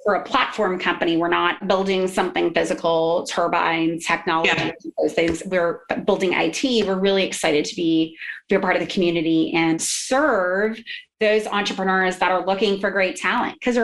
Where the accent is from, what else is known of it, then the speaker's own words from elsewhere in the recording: New Orleans, Louisiana, United States; now in Houston, United States; I'm actually a Louisianian. I'm from New Orleans